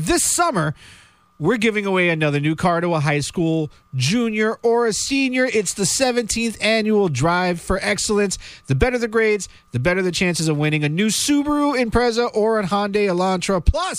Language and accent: English; Florida, United States; now in Vermont, United States; I am a Florida man. I mean, you know, born and raised in Florida